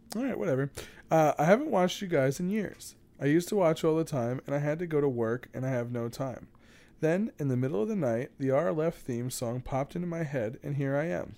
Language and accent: English; New York City, New York, United States; my hometown